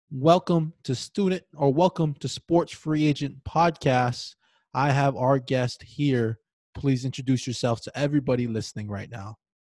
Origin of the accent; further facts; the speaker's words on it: Hawaii, United States; I was born and raised in Hawaii